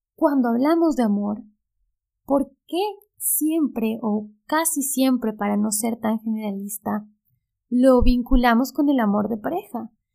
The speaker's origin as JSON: {"language": "Spanish", "country": "Ecuador", "moved": "as an adult", "lives_now": "Buenos Aires, Argentina", "said": "Soy ecuatoriana."}